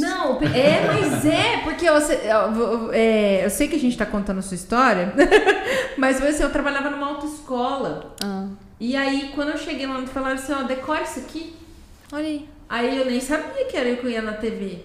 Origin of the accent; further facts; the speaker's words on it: Campo Grande, Mato Grosso do Sul, Brazil; Eu sou uma campo grandense que tive que nascer na Santa Casa, porque tava lotado